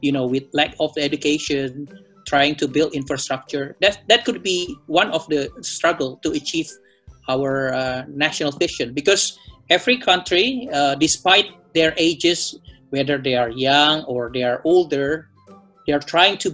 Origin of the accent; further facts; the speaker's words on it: Manado, North Sulawesi, Indonesia; I'm a Manadonese from Manado.